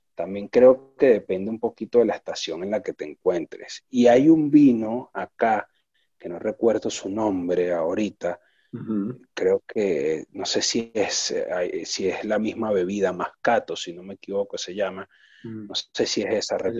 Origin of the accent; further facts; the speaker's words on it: Venezuela; now in Buenos Aires, Argentina; yo soy un venezolano haciendo un producto casi argentino acá en Buenos Aires